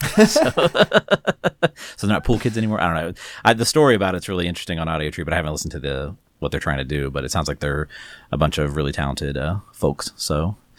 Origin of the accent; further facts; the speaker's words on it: Texas, United States; growing up in Texas like we did